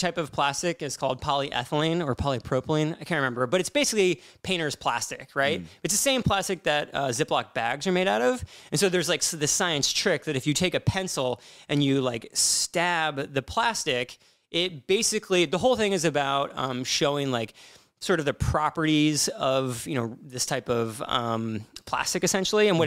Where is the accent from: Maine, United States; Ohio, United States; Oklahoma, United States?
Ohio, United States; Columbus; growing up in Columbus, Ohio